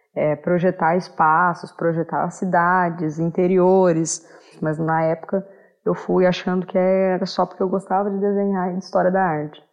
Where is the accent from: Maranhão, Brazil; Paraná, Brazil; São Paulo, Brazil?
Paraná, Brazil; Maringá; sou de Maringá, no Paraná